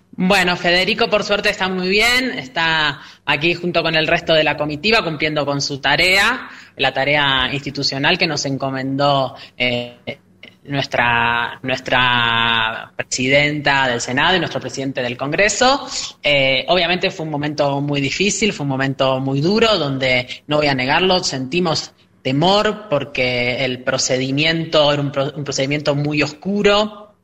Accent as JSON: {"language": "Spanish", "country": "Argentina"}